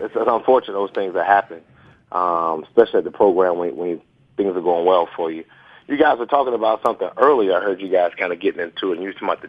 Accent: Fort Lauderdale, Florida, United States; moved away as an adult; also born or lived in Auburn, Alabama; I'm from Fort Lauderdale, Florida. I was born and raised there. I lived there 17 years before I ever went to Auburn University.

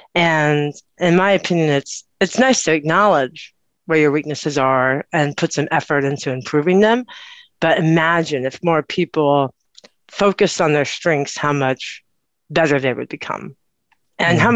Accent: Austin, Texas, United States; I grew up or I was born in Austin, Texas.

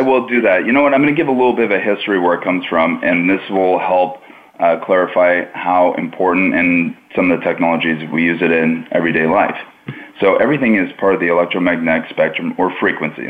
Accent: Pickering, Ontario, Canada; where I was growing up in Pickering, Ontario, Canada

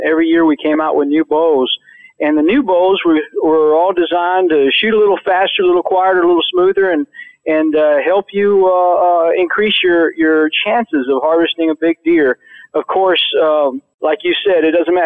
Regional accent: Florida, United States; I grew up in the South, in Florida

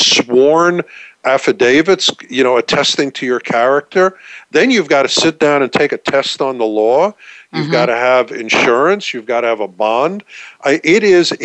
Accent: New York, United States; accent: New York; also born or lived in Texas; I'm a New Yorker, as you can probably tell from the accent. I'm certainly not a Texan from this accent.

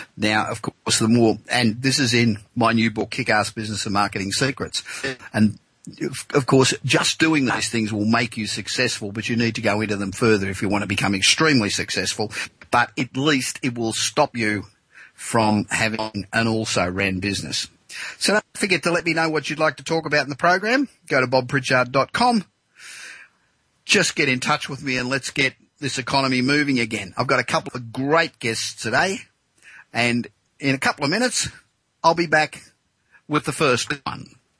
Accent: Australia; now in Los Angeles, United States; back in my home country of Australia

